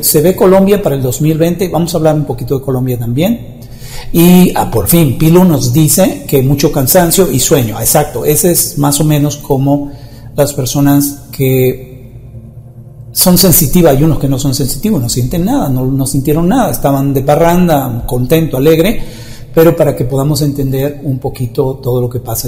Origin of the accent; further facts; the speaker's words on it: Dominican Republic; en mi país, República Dominicana, ya que yo no soy mexicano